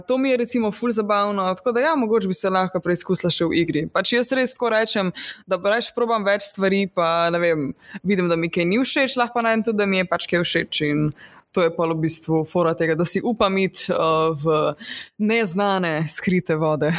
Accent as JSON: {"language": "Slovenian", "town": "Radeče", "region": "Lower Sava", "country": "Slovenia", "tie": "born or raised there", "moved": "yes", "said": "jaz prihajam iz enega zelo mehkega kraja na, mhm. v Posavju"}